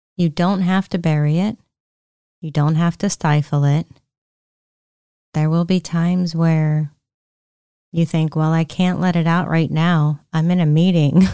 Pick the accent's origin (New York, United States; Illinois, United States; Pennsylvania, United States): Pennsylvania, United States; We were raised in Pennsylvania